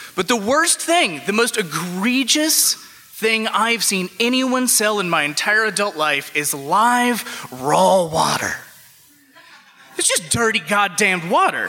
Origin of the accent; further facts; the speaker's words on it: Alabama, United States; now in Chicago, United States; I moved to Chicago from Alabama